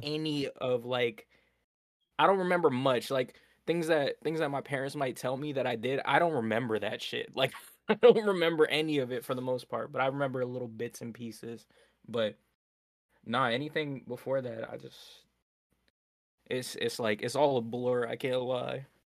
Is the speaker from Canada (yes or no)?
yes; Nova Scotia, Canada; born in Nova Scotia, born and raised